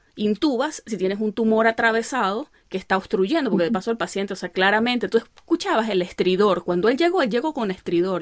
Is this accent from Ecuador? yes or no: no; Venezuelan Andes, Venezuela; accent: gocho; moved away; mi gocho